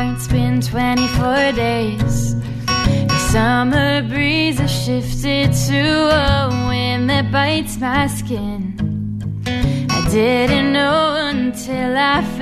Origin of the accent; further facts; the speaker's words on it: Evanston, Illinois, United States; moved away as an adult; now in Boston, United States; I'm from Chicago, a suburb called Evanston, Illinois, and I'm currently a freshman at Berklee College of Music in Boston